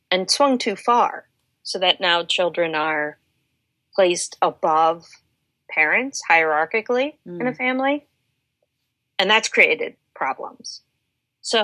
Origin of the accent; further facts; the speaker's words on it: Delaware, United States; now in Washington, DC, United States; I grew up in Delaware